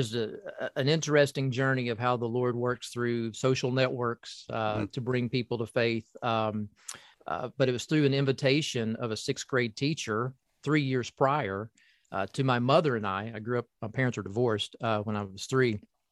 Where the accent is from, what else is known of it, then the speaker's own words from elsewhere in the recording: Corbin, Kentucky, United States; I was raised in Appalachia, southeastern Kentucky, Corbin, Kentucky, to be exact, home of the first KFC. So that's my hometown.